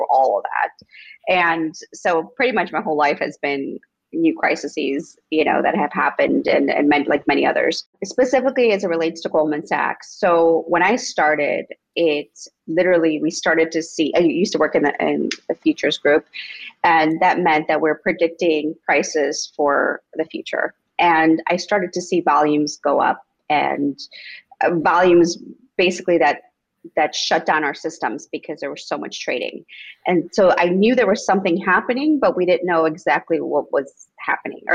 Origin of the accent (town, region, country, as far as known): Itasca, Illinois, United States; born or raised there; English is a second language; also born or lived in Mexico / Rogers Park, Chicago; now in Chicago, United States